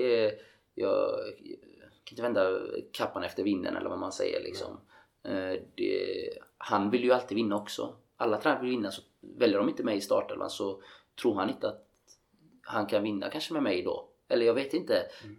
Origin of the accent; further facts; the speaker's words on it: Gothenburg, Västra Götaland, Sweden; moved away as an adult; also born or lived in Norway; hemma i Göteborg